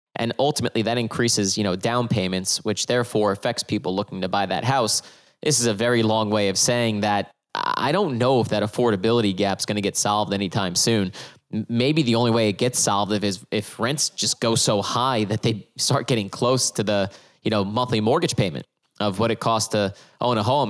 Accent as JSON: {"language": "English", "region": "New Jersey", "country": "United States", "said": "I'm from New Jersey"}